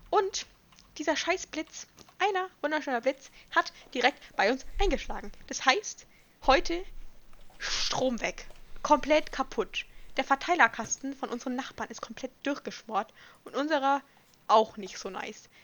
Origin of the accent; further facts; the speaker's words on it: Bavaria, Germany; Aber ich komme auch aus Bayern, ich darf das.